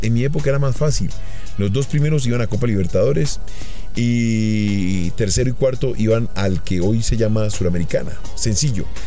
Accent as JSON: {"language": "Spanish", "country": "Colombia", "said": "nosotros, como colombianos"}